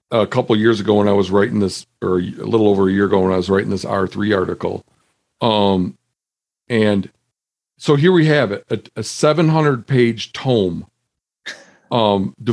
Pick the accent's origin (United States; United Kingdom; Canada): United States; Midwest; moved away as an adult; now in Montana, United States; I mean, I grew up in the Midwest.